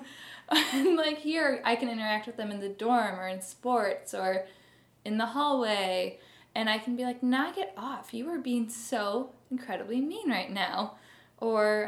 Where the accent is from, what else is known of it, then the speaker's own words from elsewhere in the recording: Barrington, Illinois, United States; I have lived in the Midwest my whole life